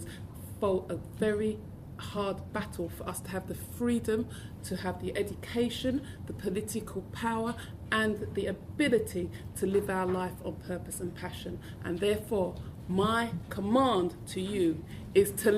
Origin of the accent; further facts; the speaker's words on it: London, United Kingdom; I didn't speak posh enough because I was from South London